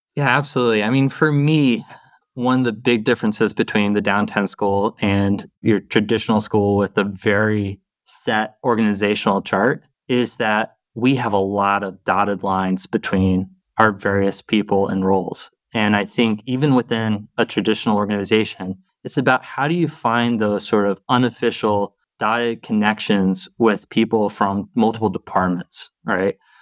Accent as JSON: {"language": "English", "region": "the South", "country": "United States", "tie": "born or raised there", "also_born_or_lived": "Boston", "moved": "yes", "lives_now": "Seattle area, United States", "said": "I grew up in the South"}